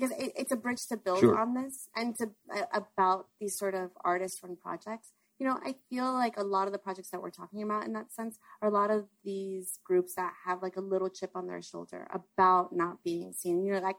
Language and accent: English; Miami Beach, Florida, United States; I grew up in Miami Beach down the street from where Central Fine is actually also.